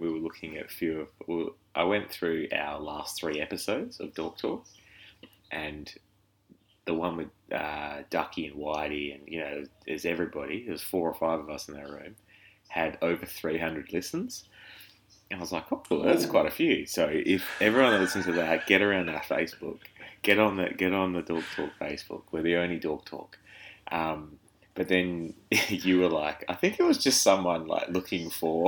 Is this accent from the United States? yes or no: no; Perth, Western Australia, Australia; I was from Perth